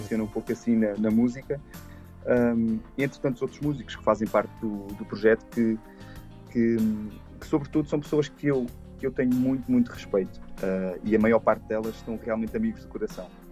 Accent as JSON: {"language": "Portuguese", "town": "Arganil", "region": "Centro", "country": "Portugal", "tie": "born or raised there", "also_born_or_lived": "Canada", "moved": "as an adult", "said": "Eu nasci em Portugal, eu cresci em Portugal"}